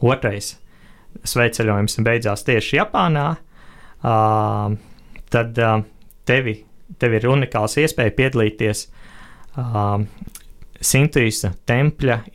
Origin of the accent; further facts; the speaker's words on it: Latvia; es esmu otrais no Latvijas